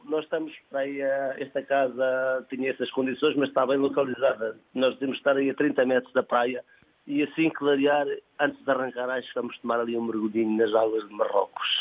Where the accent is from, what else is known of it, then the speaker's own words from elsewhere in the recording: Trás-os-Montes, Portugal; also born or lived in Margem Sul (Lisbon south bank); now in Margem Sul, Portugal; Eu sou transmontano e vivo aqui há 23 anos